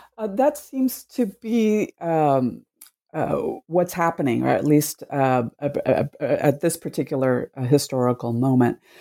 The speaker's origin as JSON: {"language": "English", "country": "Cuba", "tie": "born or raised there", "moved": "yes", "lives_now": "United States", "said": "I was born in Cuba, and my family immigrated to the United States in the 1960s."}